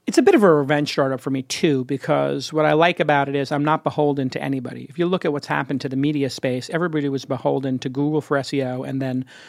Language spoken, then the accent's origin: English; New York City, New York, United States; I'm from Brooklyn